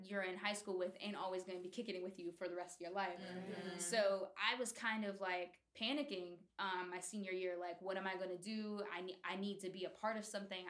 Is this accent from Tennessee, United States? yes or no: no; Oakdale, Pennsylvania, United States; born or raised there; also born or lived in New York City